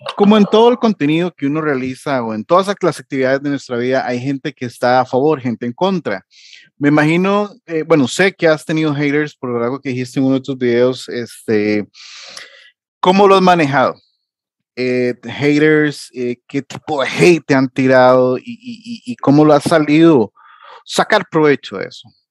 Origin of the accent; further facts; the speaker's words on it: Costa Rica; Acá en Costa Rica